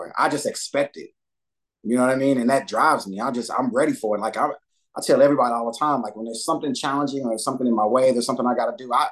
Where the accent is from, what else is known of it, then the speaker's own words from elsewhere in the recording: Dallas, Texas, United States; moved away as an adult; growing up in Dallas and then being in the military